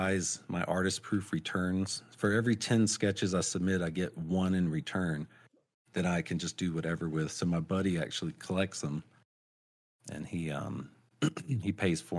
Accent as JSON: {"language": "English", "region": "North Carolina", "country": "United States", "tie": "born or raised there", "also_born_or_lived": "Albuquerque, New Mexico", "moved": "yes", "said": "growing up in North Carolina"}